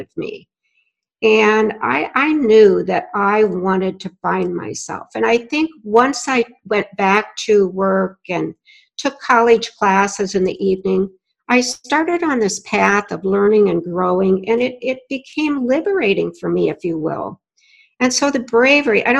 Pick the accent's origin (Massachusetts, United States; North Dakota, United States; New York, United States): North Dakota, United States; I grew up in North Dakota to hardworking parents, and they were farmers